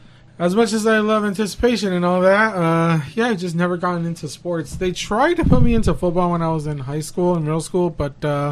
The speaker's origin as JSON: {"language": "English", "town": "Detroit", "region": "Michigan", "country": "United States", "tie": "born or raised there", "said": "I grew up in Detroit."}